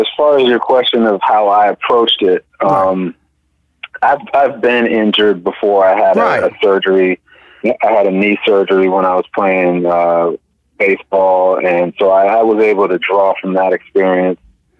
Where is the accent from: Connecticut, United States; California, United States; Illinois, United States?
California, United States; There's a lot of the film is set in the Bay Area, and I grew up there.